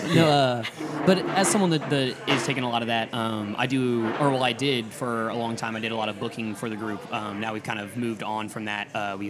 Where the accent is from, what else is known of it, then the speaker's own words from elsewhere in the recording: Pinckneyville, Illinois, United States; moved away as an adult; now in New Orleans, United States; I came from a small town in Illinois, the southern part of the state. Everyone always asks about Chicago, and I'm about as far from Chicago as I am from here whenever I'm in my hometown.